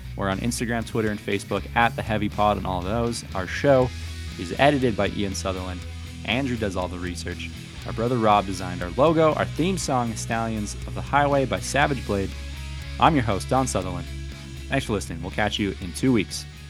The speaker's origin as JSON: {"language": "English", "country": "Canada", "said": "We're Canadian"}